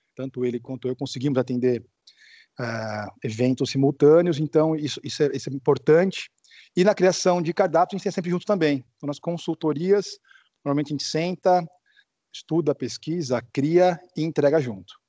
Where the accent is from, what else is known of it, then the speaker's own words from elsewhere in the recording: Americana, São Paulo, Brazil; eu voltei para Americana, que é de onde eu sou, aqui no interior de São Paulo